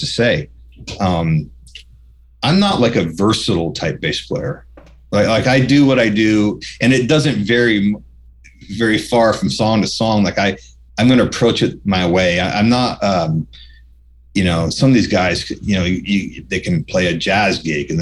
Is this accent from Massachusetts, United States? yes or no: no; New York, United States; moved away; I was this kid from New York